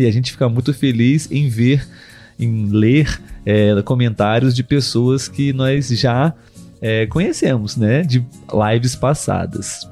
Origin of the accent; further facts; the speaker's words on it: Brazil; nós somos brasileiros